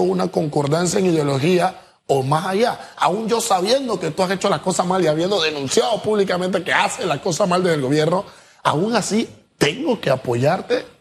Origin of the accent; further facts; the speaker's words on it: Panama; yo como panameño, amante a mi, a mi república